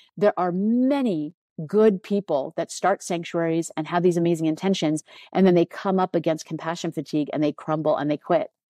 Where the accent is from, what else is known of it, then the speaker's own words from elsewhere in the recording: United States; I'm American